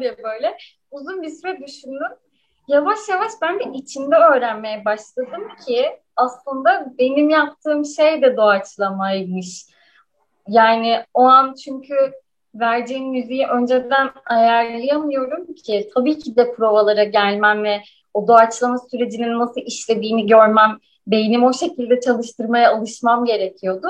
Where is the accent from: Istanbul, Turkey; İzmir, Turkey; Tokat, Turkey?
İzmir, Turkey; İzmir'de doğdum ve büyüdüm.